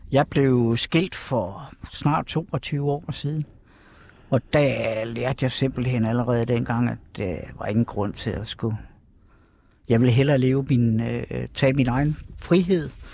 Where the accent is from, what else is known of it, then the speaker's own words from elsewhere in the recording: Kerteminde, Southern Denmark, Denmark; moved away as an adult; also born or lived in Copenhagen; Katteminde, hvor jeg kommer fra oprindeligt